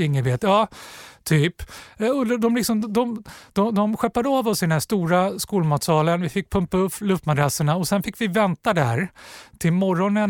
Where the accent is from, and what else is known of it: Stockholm, Stockholm County, Sweden; born or raised there